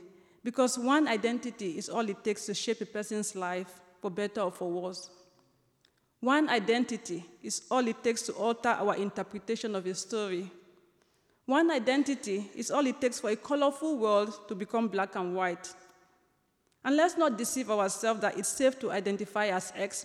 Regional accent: Limbe, Southwest Region, Cameroon; moved away as an adult; also born or lived in Chicago, United States; now in United States; I spent most of my life in a town called Limbe, which is my hometown.

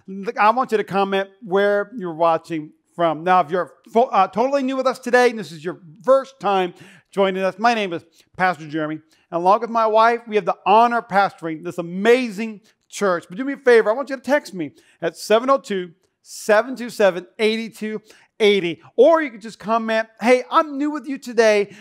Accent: North Dakota, United States; now in Nevada, United States; I grew up in North Dakota

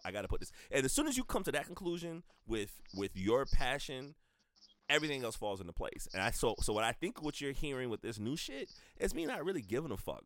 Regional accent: the South, United States; now in Columbia, United States; identification as a black person growing up in the South

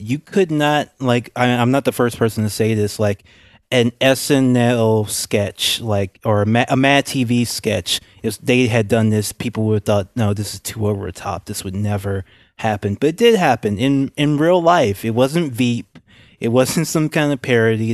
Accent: Louisiana, United States; I'm from Louisiana

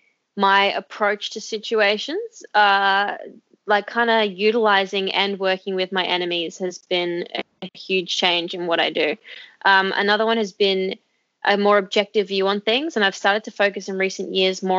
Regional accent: Australia; I'm Australian

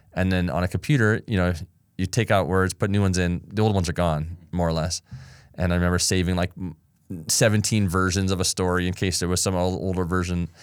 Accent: Ann Arbor, Michigan, United States; also born or lived in Los Angeles, California; I loved growing up there.

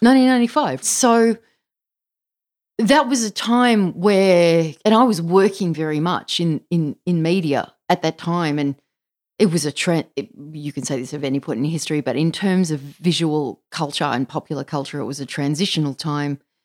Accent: Australia; an Australian child of the nineteen seventies and eighties

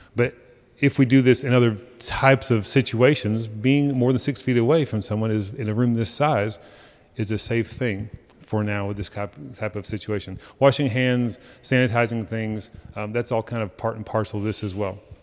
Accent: Texas, United States; as American as we are, as Texan as we are

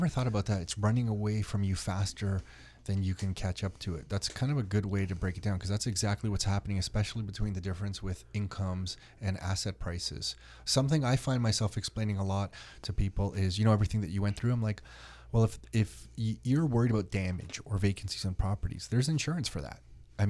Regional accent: Newmarket, Ontario, Canada; I mean, I grew up in Newmarket. I can't believe how the prices are now.

